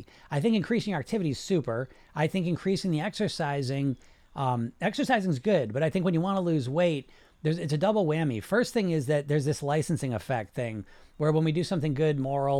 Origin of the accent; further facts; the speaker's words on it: Poland; And, I'm from Poland. That's cool.